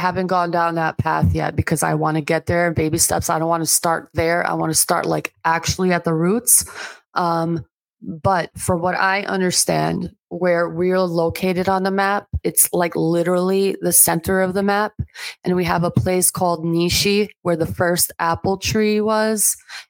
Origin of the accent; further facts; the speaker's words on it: Albania; I'm not, because I'm from Albania, and I'm not even going to say Albanians.